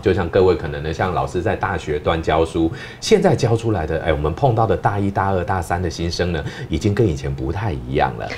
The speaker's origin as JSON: {"language": "Chinese", "country": "Taiwan", "said": "咱们台湾人"}